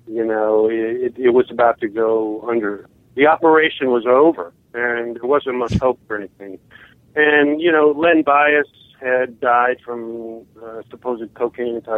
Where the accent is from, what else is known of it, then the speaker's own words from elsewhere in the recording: Central Illinois, United States; moved away as an adult; now in New York City, United States; I had started my own underground newspaper when I was in high school in Central Illinois